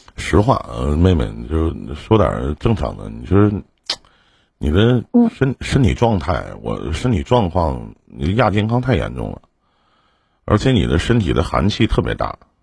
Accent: Northeast China, China; 我们东北这边

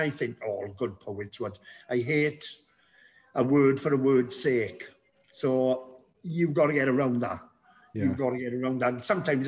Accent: Treharris, Wales, United Kingdom; I'm from Triadis, yeah. Born and bred, Triadis

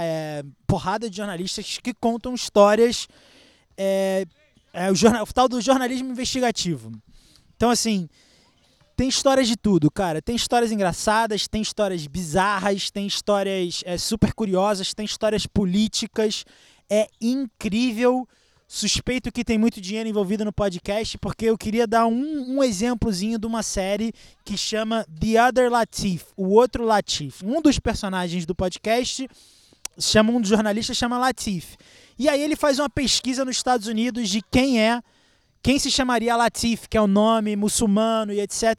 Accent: Rio de Janeiro, Brazil; moved away as an adult; now in São Paulo, Brazil; eu sou do Rio

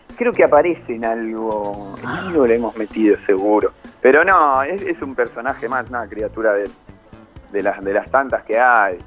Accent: Buenos Aires, Argentina; yo soy muy porteño

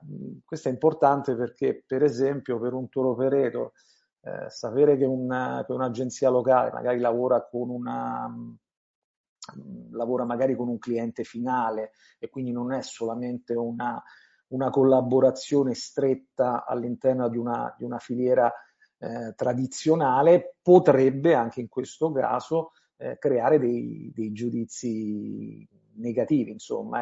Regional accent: Italy

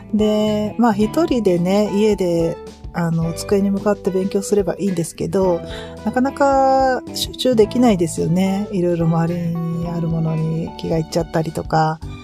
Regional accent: Kyushu, Japan; moved away; うちは私の実家も夫の実家も九州なので

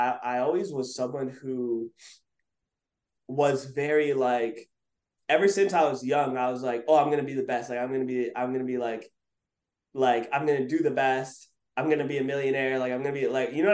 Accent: Montreal, Quebec, Canada; where I grew up in Montreal, it was like, we have college and then university

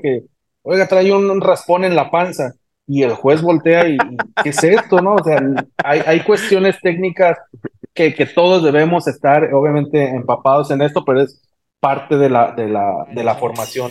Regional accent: Morelia, Michoacán, Mexico; moved away as an adult; now in Baja California, Mexico; Soy originario de Morelia, Michoacán

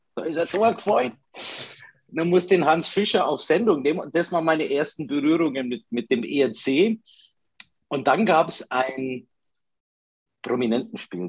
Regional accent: Italy; now in Ingolstadt, Germany; als typischer Italiener

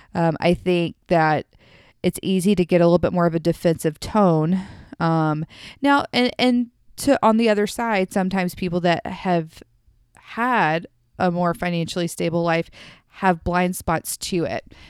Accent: the South, United States; I am from the South

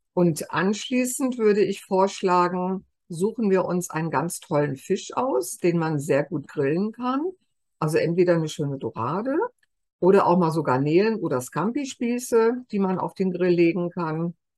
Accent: Germany; wir immer so sagen als Deutsche

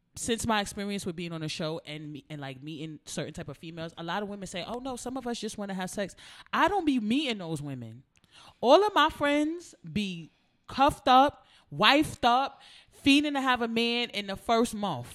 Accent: United States; I'm from America

